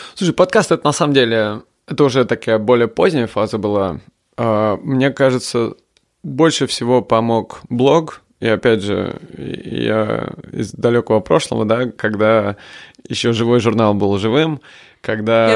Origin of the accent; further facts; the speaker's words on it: Moscow, Russia; moved away as an adult; now in London, United Kingdom; Я хоть и родился под Москвой и вырос в Москве